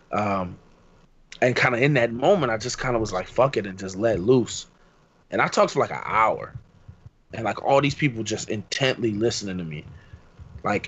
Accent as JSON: {"language": "English", "town": "Philadelphia", "region": "Pennsylvania", "country": "United States", "tie": "born or raised there", "said": "I grew up in Philly"}